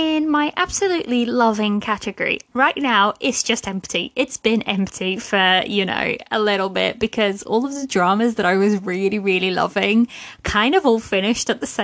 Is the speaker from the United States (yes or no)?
no; Portugal; now in United Kingdom; I live in the UK, but I'm originally from Portugal